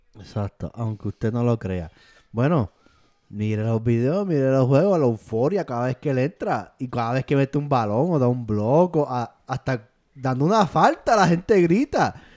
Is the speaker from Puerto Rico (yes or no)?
yes; Puerto Rico; Fui seleccionado en mi país de Puerto Rico